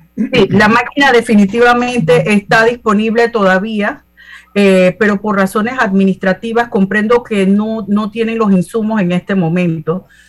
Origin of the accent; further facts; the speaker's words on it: Panama City, Panama; me crié en Ciudad Radial, tuve la oportunidad y la bendición de haber nacido en Panamá